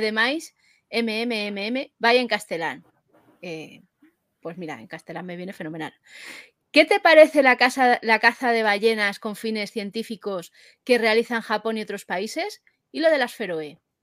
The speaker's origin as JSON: {"language": "Spanish", "town": "Madrid", "region": "Community of Madrid", "country": "Spain", "said": "yo es que soy de Madrid"}